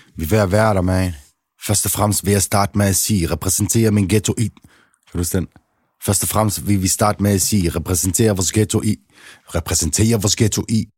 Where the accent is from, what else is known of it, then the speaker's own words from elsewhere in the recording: Aarhus, Central Denmark Region, Denmark; Jeg er vokset op i Trillegården, Aarhus V.